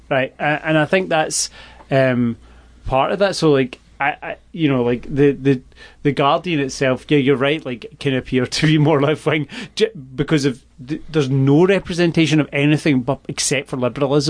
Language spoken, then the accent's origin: English; west coast of Scotland, United Kingdom; moved away as an adult; also born or lived in Glasgow; now in Portland, United States; I live in Portland. I've lived here for about 2.5 years. I grew up in a small town on the west coast of Scotland. I lived in Glasgow for about 10 years.